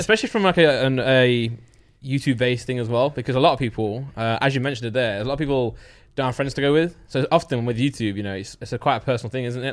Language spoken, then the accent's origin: English; South Normanton, East Midlands, United Kingdom; my high street where I'm from vo-, got voted the second worst high street in Britain